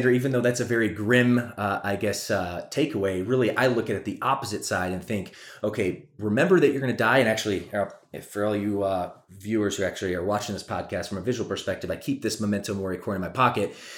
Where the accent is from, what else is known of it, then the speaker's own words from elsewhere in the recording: Michigan, United States; also born or lived in Atlanta, Georgia; now in California, United States; she took her three kids and moved to Michigan